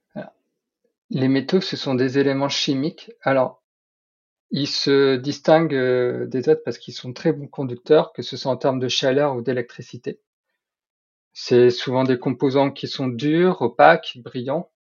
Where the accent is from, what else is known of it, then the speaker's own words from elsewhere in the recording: Nord, Hauts-de-France, France; je suis nordiste